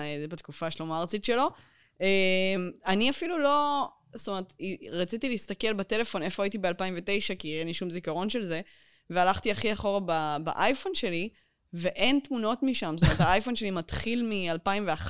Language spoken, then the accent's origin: Hebrew; suburb of Beersheba, Southern District, Israel; אני גדלתי בפרוור שליד, הפרוור של העיר שעוד לא נבנתה